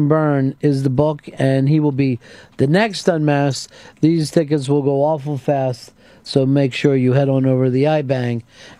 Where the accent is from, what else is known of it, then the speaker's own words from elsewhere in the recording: England, United Kingdom; Well, we're English people, so we speak English, so we can say it our own way.